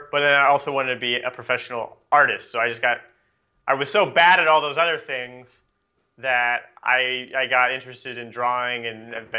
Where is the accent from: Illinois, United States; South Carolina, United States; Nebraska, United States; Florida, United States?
Nebraska, United States; I grew up in Nebraska. It's kind of middle of nowhere